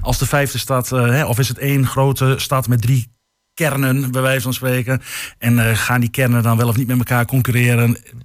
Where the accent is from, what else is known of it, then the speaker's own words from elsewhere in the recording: Hengelo, Overijssel, Netherlands; also born or lived in Groningen; geboren in Hengelo. En eh, wat ik net al zei, vooraf, behalve zes jaar in Groningen gestudeerd te hebben, ruimtelijke ordening. altijd Hengelo geweest